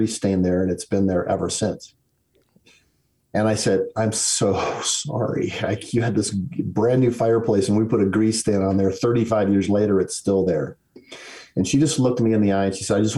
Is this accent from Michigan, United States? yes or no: yes; Detroit, Michigan, United States; I was born in Detroit, Michigan. That was an odd place. And when I was a small child, the city dissolved into riots.